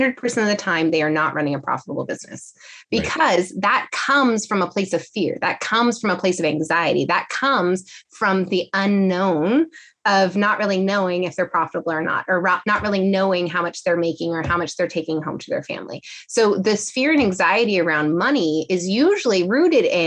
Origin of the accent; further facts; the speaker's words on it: California, United States; I'm from California.